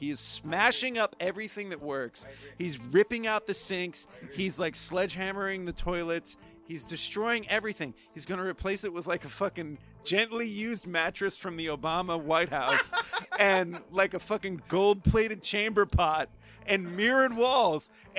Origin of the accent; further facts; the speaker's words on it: Youngstown, Ohio, United States; now in New York, United States; I'm from Youngstown